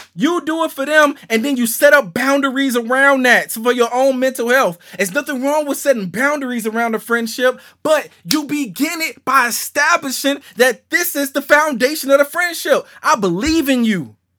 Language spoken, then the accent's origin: English; Shreveport, Louisiana, United States; moved away; I'm from Shreveport, Louisiana